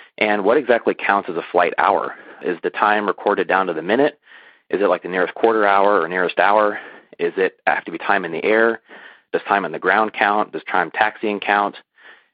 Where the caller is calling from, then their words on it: Las Vegas, Nevada, United States; I'm calling you from Las Vegas, Nevada, nearby Nellis Air Force Base.